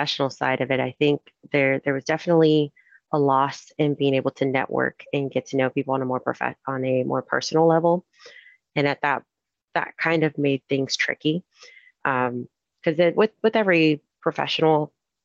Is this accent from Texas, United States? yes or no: yes; Houston, Texas, United States; moved away as an adult; now in Anaheim, United States; I'm originally from Houston